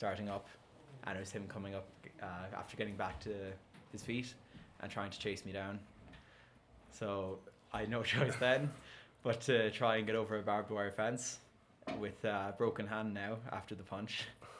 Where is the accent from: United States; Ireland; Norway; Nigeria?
Ireland; But being Irish, half a bottle of vodka wasn't really enough to get me drunk.